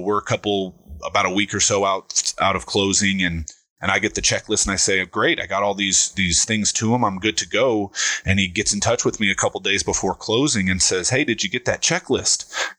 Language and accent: English; San Diego, California, United States; born there; also born or lived in Pensacola / Virginia Beach; I was born in San Diego, lived in Pensacola, Florida, Virginia Beach, Virginia, and then we ended up out here when I was around 10.